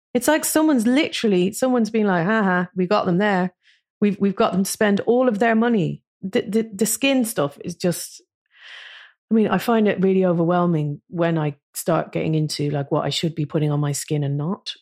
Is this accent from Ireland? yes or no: yes; Ireland; moved away as an adult; now in London, United Kingdom; never being Irish enough to live in Ireland again, because I've lived, I've lived in London for twenty-five years